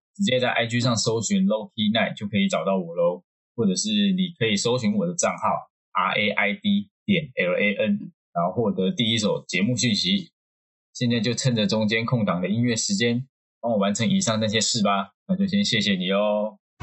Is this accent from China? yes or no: no; Tainan, Taiwan; 我身为一个台南人